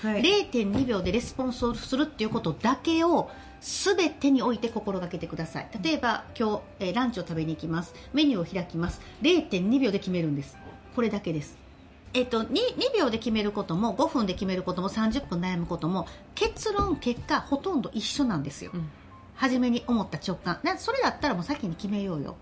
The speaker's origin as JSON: {"language": "Japanese", "region": "Osaka", "country": "Japan", "tie": "born or raised there", "also_born_or_lived": "Nagoya", "moved": "as an adult", "said": "地元大阪から離れて"}